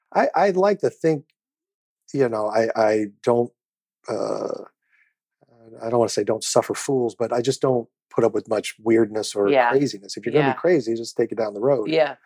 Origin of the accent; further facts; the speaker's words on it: Kansas City, Missouri, United States; I've used what little celebrity I have to do wonderful things in my hometown of Kansas City.